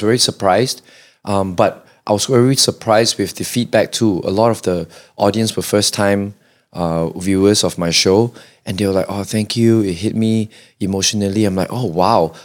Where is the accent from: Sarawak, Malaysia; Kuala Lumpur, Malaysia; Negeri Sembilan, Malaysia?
Kuala Lumpur, Malaysia; I'm, I'm born and bred K L